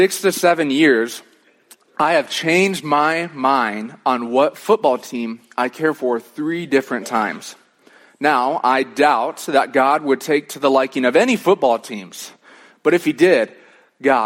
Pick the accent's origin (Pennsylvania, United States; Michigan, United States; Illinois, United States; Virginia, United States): Michigan, United States; moved away as an adult; also born or lived in Chicago; now in Colorado, United States; when I was growing up in Michigan, I was a Detroit Lions fan